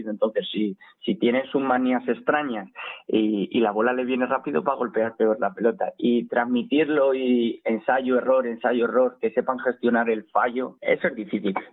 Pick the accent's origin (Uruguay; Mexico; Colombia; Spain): Spain; Alcázar de San Juan, Castilla-La Mancha; now in Madrid, Spain; los que somos de Alcázar